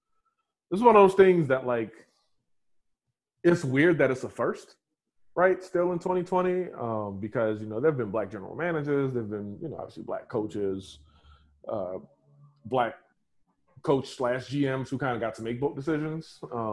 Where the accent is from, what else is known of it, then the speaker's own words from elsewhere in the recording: New Orleans, Louisiana, United States; moved away as an adult; also born or lived in Atlanta, Georgia; now in Portland, United States; I grew up in New Orleans